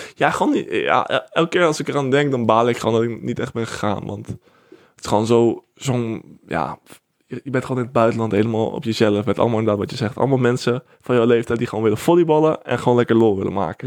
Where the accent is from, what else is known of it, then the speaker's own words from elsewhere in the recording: Netherlands; wij als Nederlanders